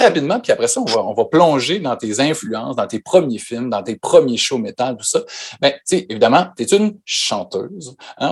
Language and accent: French; Quebec, Canada; nous, au Québec